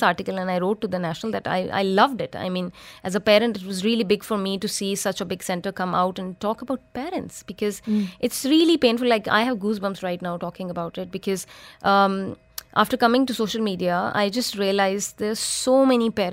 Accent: Pakistan; moved away as an adult; now in Dubai, United Arab Emirates; I'm from Pakistan

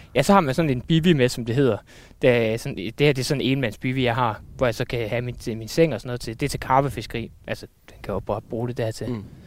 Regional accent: Randers, Central Denmark Region, Denmark; now in Aarhus, Denmark; nu er jeg flyttet til Aarhus, men jeg, jeg kommer fra Randers

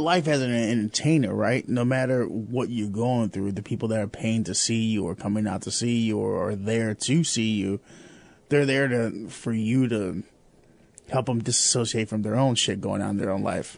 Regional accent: Chicago, Illinois, United States; now in Peoria, United States; I'm from Chicago

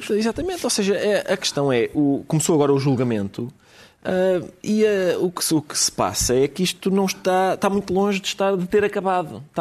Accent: Portugal; e eu uh, realizo-me enquanto lusitano a escutá-los.

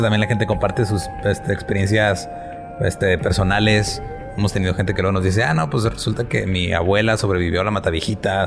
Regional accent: northern Mexico, Mexico; como decimos acá específicamente en el norte de México

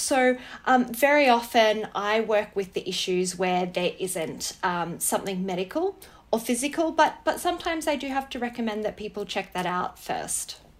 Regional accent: Wangaratta, Victoria, Australia; I grew up in Wangaratta

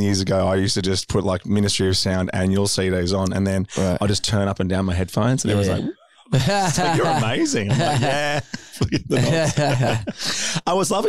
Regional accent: Australia; for being from Australia, because I've only really been to London.

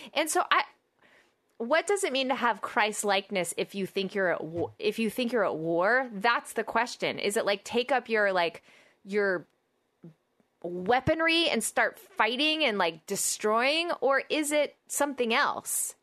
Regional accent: Oklahoma, United States; I'm from Oklahoma

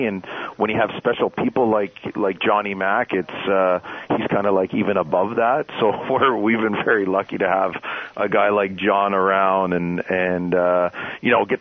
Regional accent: Canada; now in San Jose, United States; growing up in Canada

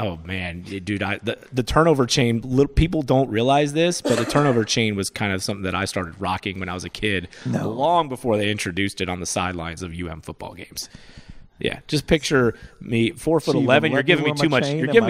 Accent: Florida, United States; moved away; I grew up in Florida where people didn't care about, I don't want to say didn't care, but college basketball was not a thing. It was a football state.

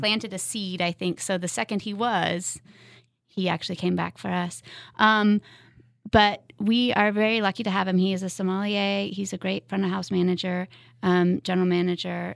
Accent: West Coast, United States; moved away as an adult; also born or lived in Seattle / Lawrence, Kansas; now in Kansas City, United States; I grew up on the West Coast

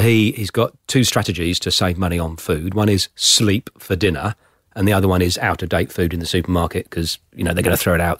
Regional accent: Plymouth, South West England, United Kingdom; also born or lived in Somerset; now in Australia; I was born in Plymouth

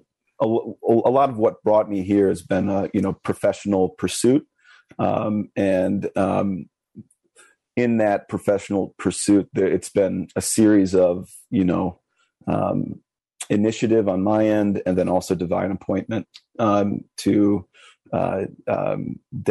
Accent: Illinois, United States; I'm from the Midwest of Illinois, Midwest of America, and from Illinois.

